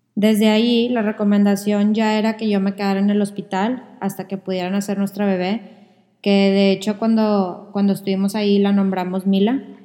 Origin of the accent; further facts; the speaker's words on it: Monterrey, Nuevo León, Mexico; Los dos somos de Monterrey